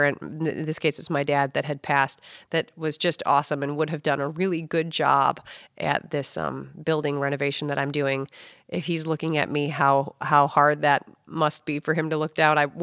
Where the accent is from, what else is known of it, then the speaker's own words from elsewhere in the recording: Rockford, Illinois, United States; also born or lived in Chicago, Illinois; I am originally from Rockford, Illinois. I grew up going to Rockford schools